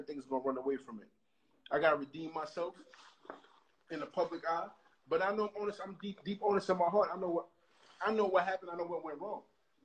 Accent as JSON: {"language": "English", "town": "New York City", "region": "New York", "country": "United States", "said": "I'm from Brooklyn"}